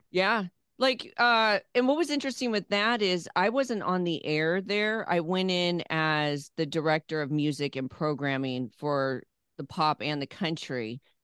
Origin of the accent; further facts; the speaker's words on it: Phoenix, Arizona, United States; also born or lived in California / Louisville; now in Nashville, United States; I grew up around radio in Phoenix, Arizona